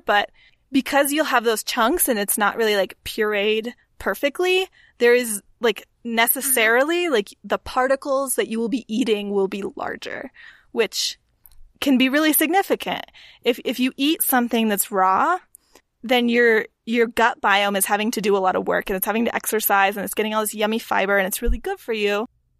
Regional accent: Texas, United States; I mean, okay, we're from Texas, Catherine. We have to be real that like hummus was not abound in the early 2000s in Central Texas.

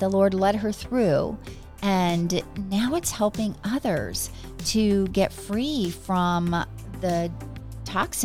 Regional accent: New Jersey, United States; I grew up in New Jersey

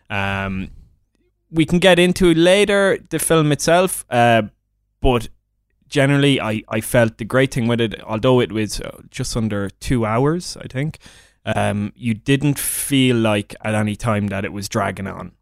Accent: Midlands, Ireland; I'm from the Midlands in Ireland.

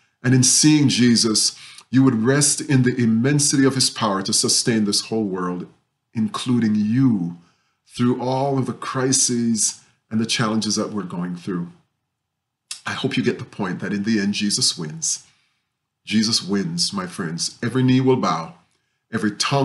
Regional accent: Jamaica; moved away; when I was growing up in Jamaica.

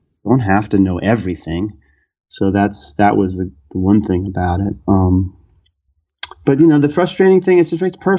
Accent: New York City, New York, United States; moved away as an adult; also born or lived in Brooklyn; now in New Jersey, United States; growing up in New York City

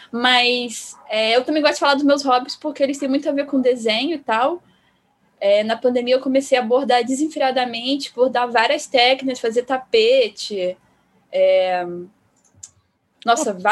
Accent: Rio de Janeiro, Brazil; É, eu sou carioca, nasci e vivo no Rio de Janeiro.

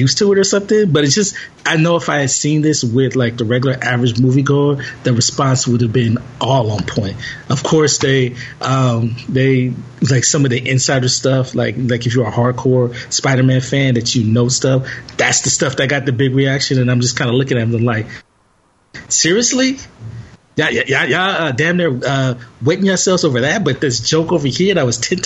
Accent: Los Angeles, California, United States; I'm from South L.A.

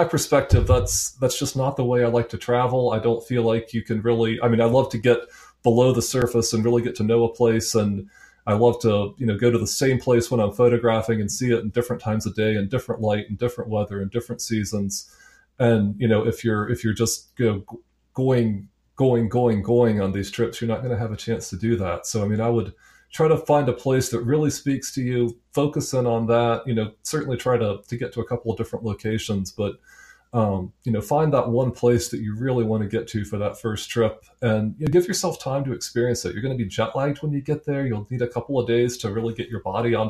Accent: United States; as American

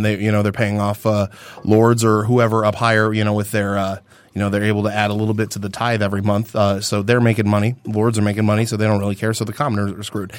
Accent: Michigan, United States; we come from Michigan

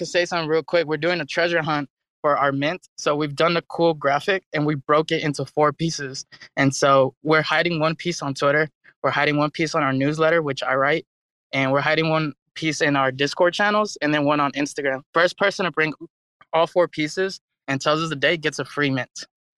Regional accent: Dallas, Texas, United States; I'm from Dallas, Texas.

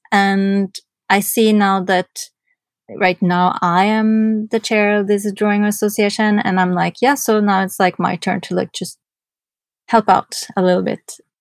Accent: Norway; moved away as an adult; also born or lived in New York, United States; I'm from Norway

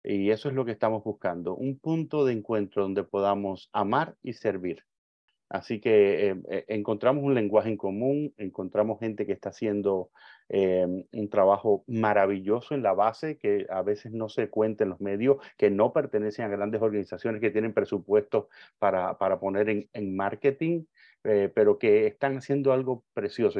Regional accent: Cuba; yo soy un cubano

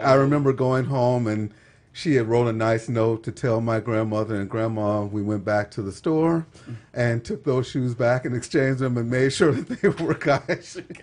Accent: Texas, United States; moved away as an adult; now in Utah, United States; I'm from Texas

